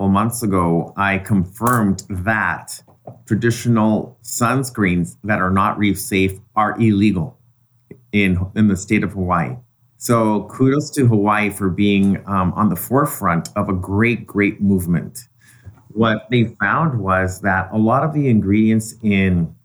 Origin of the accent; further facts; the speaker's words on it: Mexico; now in United States; in Mexico, I grew up in an environment where everything was organic and natural. And then when I moved to the States